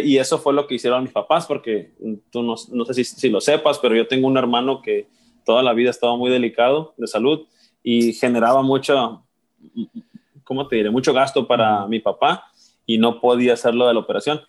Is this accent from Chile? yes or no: no; Guamúchil, Sinaloa, Mexico; also born or lived in Culiacán / Seattle; nací en Guamuchil y crecí ahí hasta los 18 años que me fui a estudiar a la Universidad de mm. Culiacán